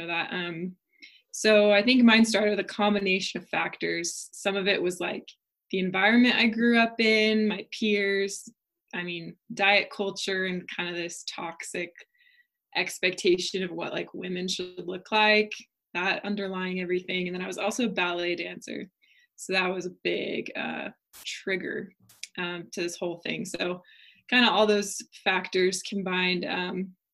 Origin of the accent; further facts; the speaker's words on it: Oregon, United States; moved away as an adult; now in Utah, United States; I'm from Oregon originally